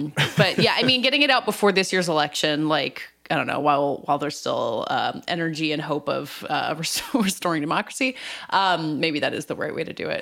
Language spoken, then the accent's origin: English; the South, Southern United States, United States; as a Southerner